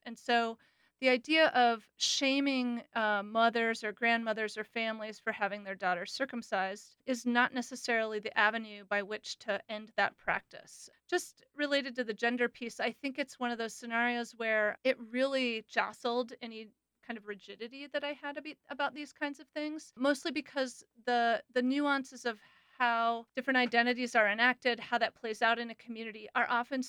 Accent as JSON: {"language": "English", "country": "United States", "also_born_or_lived": "Gambia", "said": "my identity as a foreigner, as an American"}